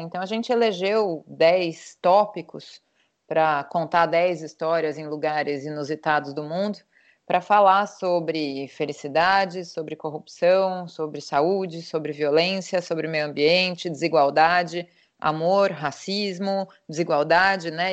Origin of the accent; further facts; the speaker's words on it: São Paulo, Brazil; now in Portugal; Eu sou paulista